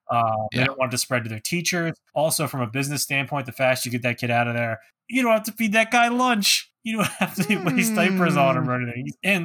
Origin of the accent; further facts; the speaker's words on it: New Jersey, United States; now in Northeastern Pennsylvania, United States; I was born in New Jersey.